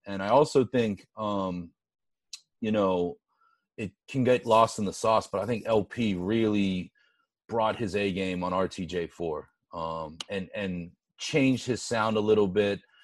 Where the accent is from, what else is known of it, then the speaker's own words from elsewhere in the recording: Pittsburgh, Pennsylvania, United States; from my hometown of Pittsburgh